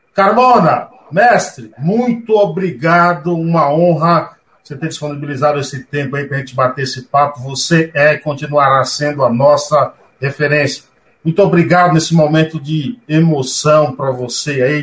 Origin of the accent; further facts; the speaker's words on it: Bahia, Brazil; now in São Paulo, Brazil; sou baiano, mas eu estou em São Paulo